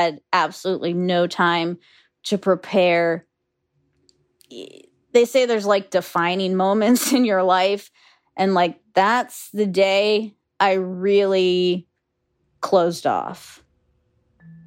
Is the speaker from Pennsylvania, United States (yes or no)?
yes; Western Pennsylvania, United States; now in Florida Keys, United States; I grew up in Western Pennsylvania on a 30-acre horse farm.